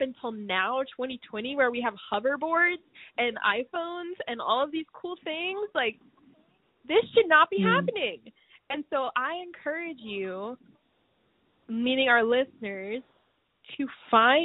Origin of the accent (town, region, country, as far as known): United States